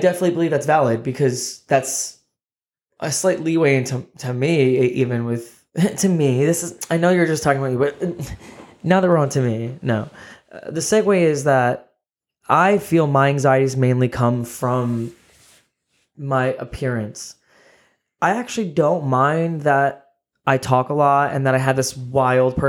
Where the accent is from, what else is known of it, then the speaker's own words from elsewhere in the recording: New Jersey, United States; born and raised in Jersey in the USA